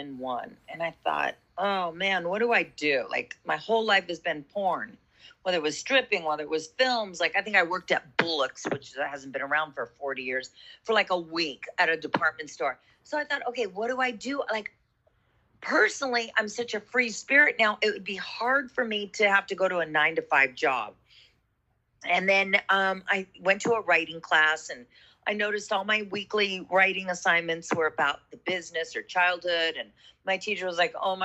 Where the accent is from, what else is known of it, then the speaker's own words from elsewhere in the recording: Los Angeles, California, United States; I grew up in Los Angeles